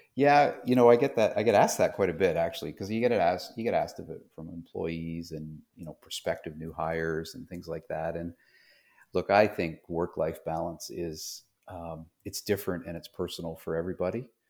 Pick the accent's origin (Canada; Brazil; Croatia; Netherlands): Canada; Toronto, Ontario; moved away as an adult; also born or lived in London, Ontario; now in North Carolina, United States; I grew up in Toronto, just outside of Toronto in Canada.